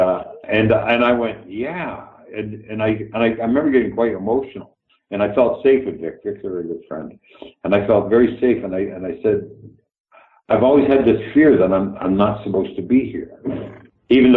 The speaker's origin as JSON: {"language": "English", "country": "Canada", "moved": "yes", "said": "Canada was a very, very green, very new place, and I'm so grateful I come from there."}